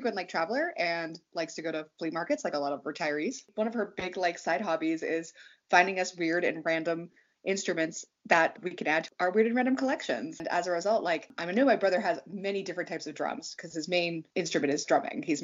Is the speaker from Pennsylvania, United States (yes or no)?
yes; Pittsburgh, Pennsylvania, United States; also born or lived in Virginia; I was born in Virginia, but we moved to the like Allegheny County, Pittsburgh region when I was like 3 or 4